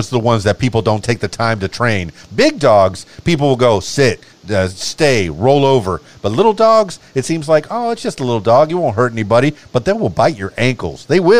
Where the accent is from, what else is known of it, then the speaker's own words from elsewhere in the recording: Miami, Florida, United States; And me personally, I'm from Miami, the Florida Keys. And I was very happy to be from there with all the blue, the ocean.